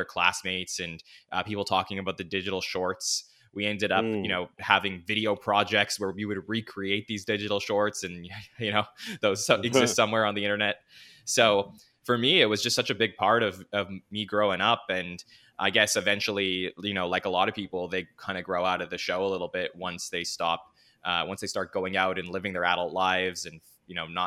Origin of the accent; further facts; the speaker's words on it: Montreal, Quebec, Canada; growing up in Montreal in Canada